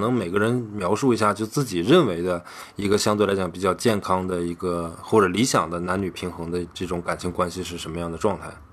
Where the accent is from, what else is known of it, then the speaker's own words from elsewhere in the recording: Northeast China, China; 作为一个东北人